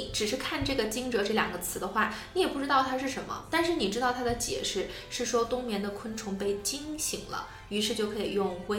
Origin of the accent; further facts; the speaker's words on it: China; also born or lived in Tianjin; 作为一个中国人